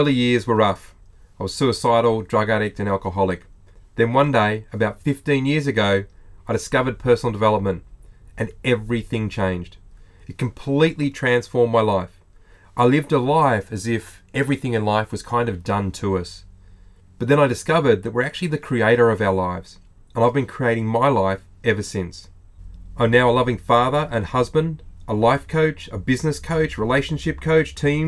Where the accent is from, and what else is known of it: Australia